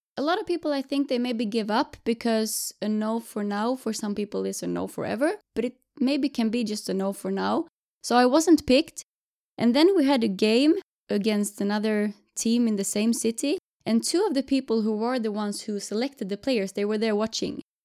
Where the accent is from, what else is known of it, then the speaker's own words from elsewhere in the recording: Jönköping, Jönköping County, Sweden; now in Gothenburg, Sweden; Right now, I live in Gothenburg, but I'm from Jönköping from the beginning